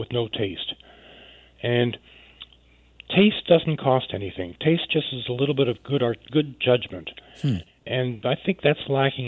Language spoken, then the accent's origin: English; Montreal, Quebec, Canada; moved away as an adult; now in Vancouver, Canada; I came to Vancouver as a newbie. I'm from Montreal, and I came here in 1968.